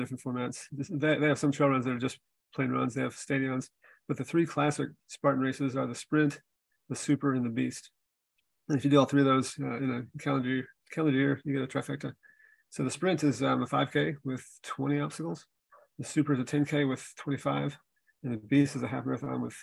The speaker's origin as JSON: {"language": "English", "town": "Memphis", "region": "Tennessee", "country": "United States", "tie": "born or raised there", "also_born_or_lived": "Green Bay, Wisconsin", "moved": "as an adult", "lives_now": "Las Vegas, United States", "said": "I was born in Green Bay, Wisconsin, go Packers. My dad relocated to Memphis, Tennessee when I was eight. So I spent most of my time growing up in Tennessee"}